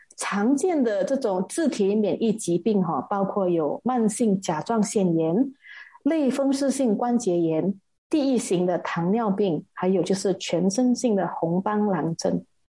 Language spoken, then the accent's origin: Chinese; Malaysia; 因为我们马来西亚的人民哈，我们的身体里面并没有这个肺炎病毒的记忆